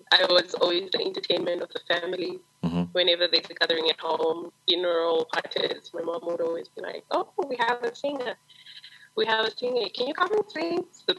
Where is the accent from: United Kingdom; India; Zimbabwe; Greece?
Zimbabwe; Zengeza/Chitungwiza area, Harare; I grew up in Zaretsekwa. It's just more location in Harare. And I grew up in a family of four. Mm-hmm. And I'm first girl, half with two elder brothers.